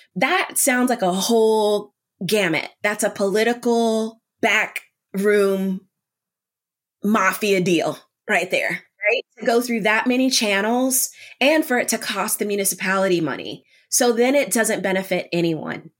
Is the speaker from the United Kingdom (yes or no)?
no; United States; as an American, as a Panamanian American